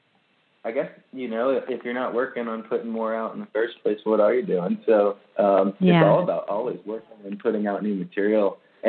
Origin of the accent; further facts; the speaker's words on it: South Florida, United States; I'm from here